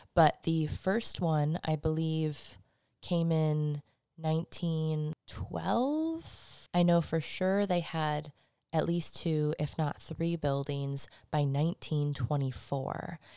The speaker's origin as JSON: {"language": "English", "region": "Michigan", "country": "United States", "tie": "born or raised there", "moved": "yes", "lives_now": "Salem, United States", "said": "I come from Michigan"}